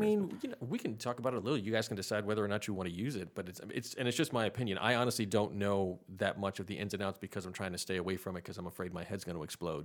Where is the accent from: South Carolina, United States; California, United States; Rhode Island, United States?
Rhode Island, United States; moved away as an adult; now in Charlotte, United States; I'm from Rhode Island